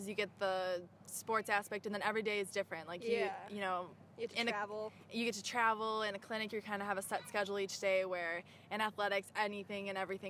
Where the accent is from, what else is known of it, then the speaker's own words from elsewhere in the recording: Malta, Illinois, United States; moved away as an adult; now in Michigan, United States; I'm from a small town called Malta in Illinois. It's near Northern Illinois University, if people know where that's at.